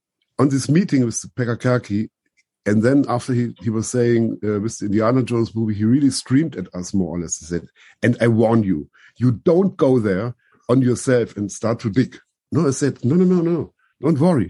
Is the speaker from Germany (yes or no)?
yes; Germany; I'm coming from Germany